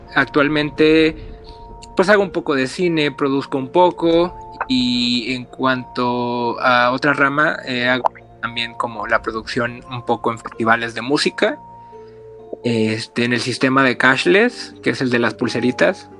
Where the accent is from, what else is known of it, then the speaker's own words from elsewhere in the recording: Mexico; como buen mexicano